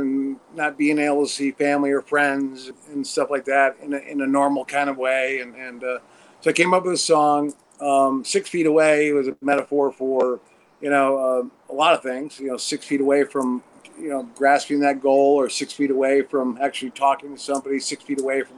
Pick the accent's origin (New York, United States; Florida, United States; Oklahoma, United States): New York, United States; Watertown; now in Los Angeles, United States; Originally upstate New York, Watertown, and then lived in the city for 3 years